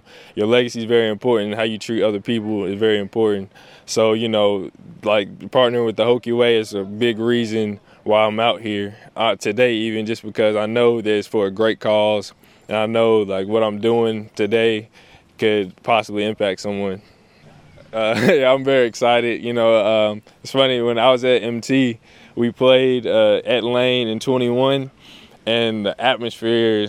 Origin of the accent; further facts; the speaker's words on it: Clover, South Carolina, United States; moved away as an adult; also born or lived in Middle Tennessee State; now in Blacksburg, United States; I'm from Clover, South Carolina.